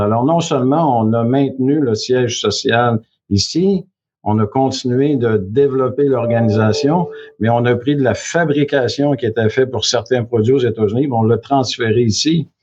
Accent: Quebec, Canada; moved away as an adult; also born or lived in Chicoutimi / Chicago / Vancouver; je suis originaire du Saguenay-Lac-Saint-Jean. Je suis natif du Lac-Saint-Jean.

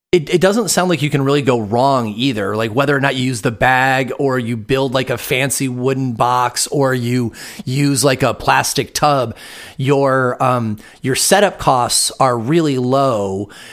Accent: Michigan, United States; now in Vashon Island, United States; I'm from Michigan, even though I live on Vashon Island in Washington now

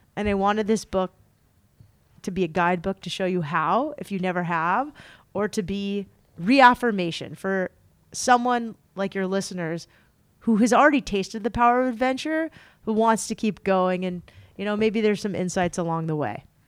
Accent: San Diego, California, United States; I grew up in San Diego

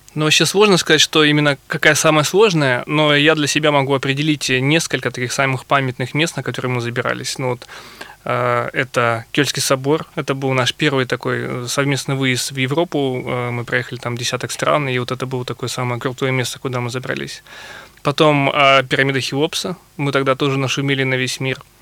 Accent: Novosibirsk, Novosibirsk Oblast, Russia; я например, из Сибири, из Новосибирска

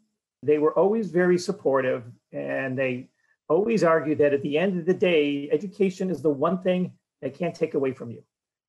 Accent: Cleveland, Ohio, United States; All right, join me in the time machine. Let's go back to Cleveland, Ohio, 1961.

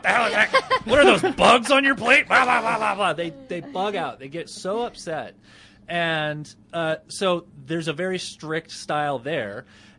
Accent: Roswell, New Mexico, United States; now in Denver, United States; I grew up in New Mexico. I grew up in Roswell, and we had smothered burritos in Roswell.

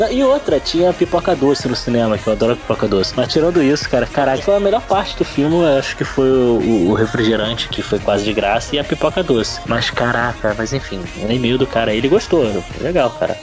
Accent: Rio de Janeiro, Brazil; accent: carioca

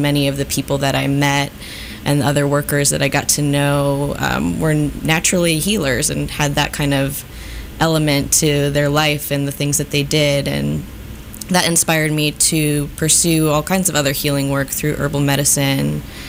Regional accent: Chicago, Illinois, United States; moved away as an adult; now in Kansas City, United States; I am originally from Chicago

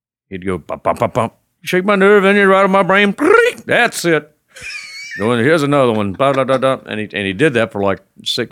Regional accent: Pasadena, United States; I came from Pasadena

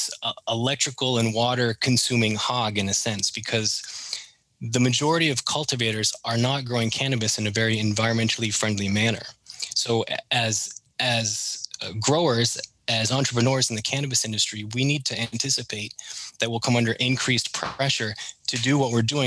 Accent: Maine, United States; accent: Canadian; moved away as an adult; also born or lived in Canada; now in Vero Beach, United States; growing up in Maine and spending a couple of years working in Canada

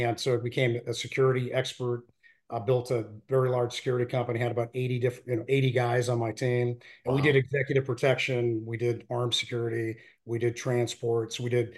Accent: Reno, Nevada, United States; Sierra Nevada mountains, and you know, lots of area to shoot, lots of great skiing up there. And yeah, that's my hometown.

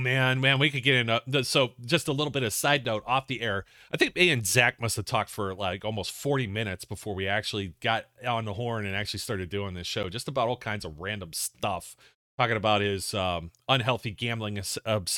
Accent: Youngstown, Ohio, United States; from Youngstown area, my hometown

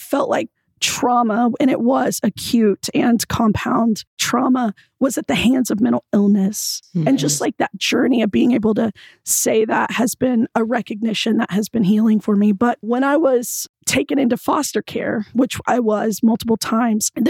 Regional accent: Oklahoma City, Oklahoma, United States; I was born and raised in Oklahoma City

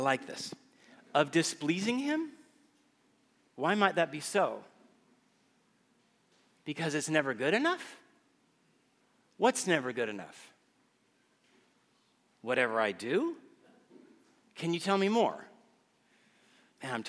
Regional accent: Guatemala; moved away as an adult; also born or lived in Texas; now in Austin, United States; As a child growing up in Guatemala, I attended a private

